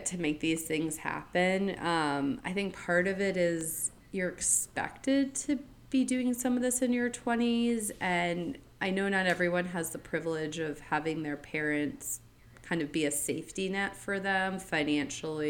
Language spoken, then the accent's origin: English; Florida, United States; moved away as an adult; also born or lived in New England; I lived in New England as a kid, but for most of my life, I grew up in Florida in the same community